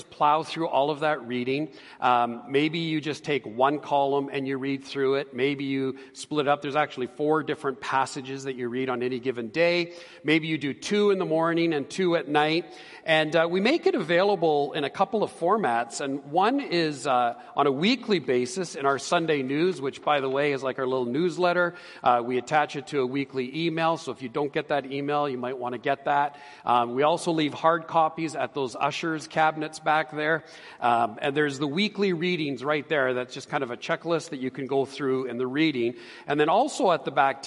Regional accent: Edmonton, Alberta, Canada; also born or lived in Calgary / Ontario; I was born and raised here in Edmonton.

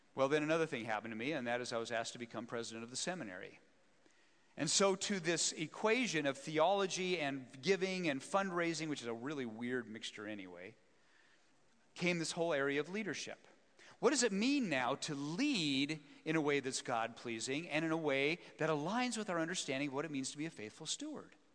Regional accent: Wyoming, United States; I'm a small town boy, born and raised in Wyoming

